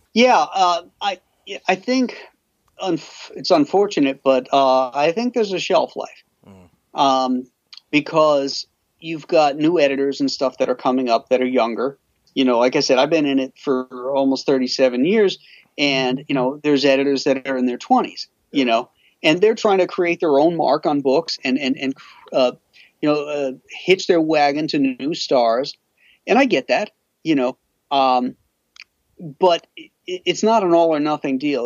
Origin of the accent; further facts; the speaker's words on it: Florida, United States; now in Buffalo, United States; I grew up in Florida too